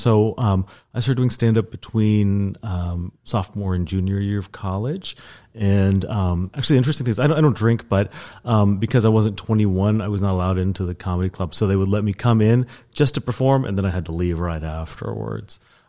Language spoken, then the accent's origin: English; South Holland, Netherlands; also born or lived in Oklahoma, United States; Well, I was born in Oklahoma. I don't like to talk about that usually, but we moved to the Netherlands when I was a child. And so actually I lived outside of The Hague for several years.